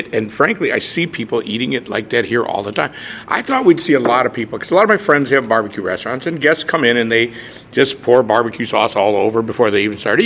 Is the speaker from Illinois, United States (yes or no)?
yes; Chicago, Illinois, United States; moved away as an adult; also born or lived in Lakeland, Florida; I grew up in Chicago. I was born in Chicago, grew up in the near suburbs